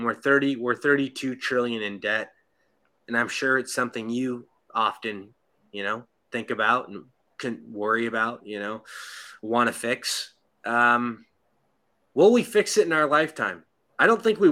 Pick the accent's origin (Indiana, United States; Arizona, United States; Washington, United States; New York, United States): Washington, United States; Seattle; my hometown of Seattle